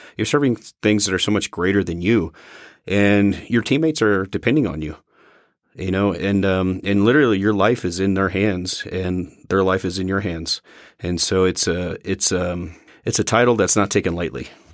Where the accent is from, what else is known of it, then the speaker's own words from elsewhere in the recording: Missouri, United States; moved away as an adult; leaving my home state of Missouri